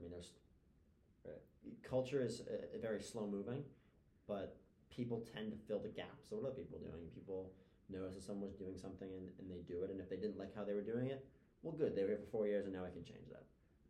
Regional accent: Newton, Massachusetts, United States; born or raised there

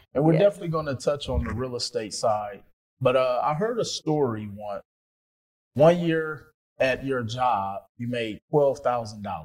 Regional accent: Milwaukee, Wisconsin, United States; I'm from Milwaukee, Wisconsin

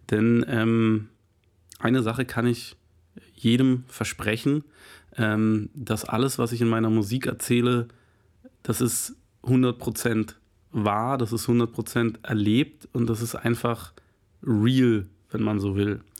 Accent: Berlin, Germany; Ich selber bin aufgewachsen in Zehlendorf, das ist einer der reichsten Bezirke, gilt als einer der reichsten Bezirke, aber es ist ein, ein riesen, riesengroßer Bezirk

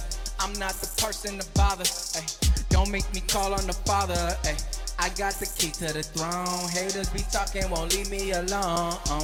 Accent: Bridgeport, Connecticut, United States; I'm from Bridgeport, Connecticut

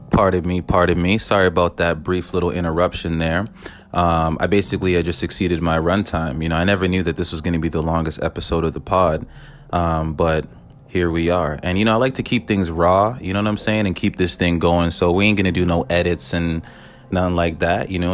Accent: Canada; I'm Canadian

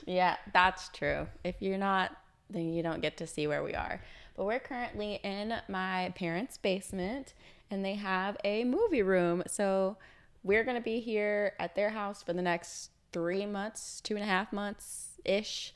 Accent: the South, United States; I'm from the South

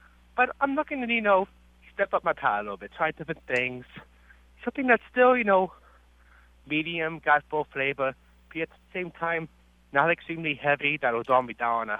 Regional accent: Washington, District of Columbia, United States; now in San Antonio, United States; I'm actually from the Washington, D.C. area

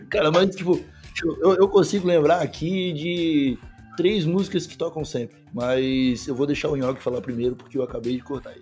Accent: Brazil; como brasileiro

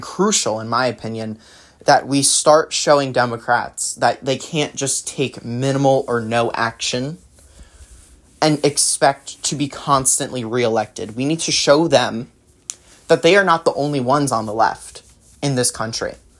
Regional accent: New Jersey, United States; now in California, United States; born and raised, then yeah, New Jersey

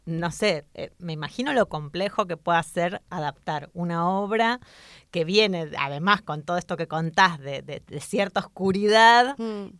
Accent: Argentina; now in Spain; como migrantes argentinas que somos las tres acá

